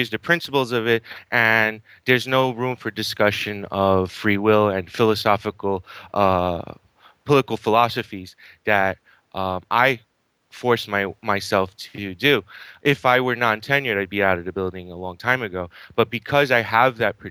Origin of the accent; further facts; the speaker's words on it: New York City, New York, United States; I grew up in a place called Astoria, Queens